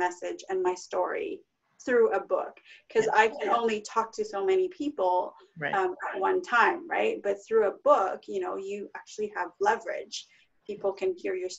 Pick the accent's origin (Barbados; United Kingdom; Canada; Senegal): Canada; Vancouver, British Columbia; moved away as an adult; also born or lived in Toronto; I'm originally from Vancouver, BC